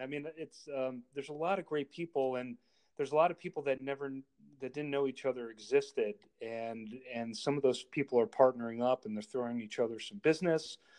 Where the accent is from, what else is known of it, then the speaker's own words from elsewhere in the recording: Darien, Connecticut, United States; also born or lived in Manhattan, New York / Richmond, Virginia / New Milford, Connecticut; I grew up in Connecticut. I grew up in Darien and moved back up to New Milford